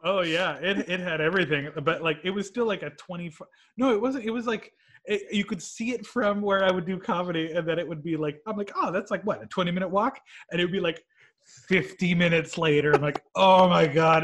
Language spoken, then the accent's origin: English; White Rock, British Columbia, Canada; I'm from White Rock, born in '84.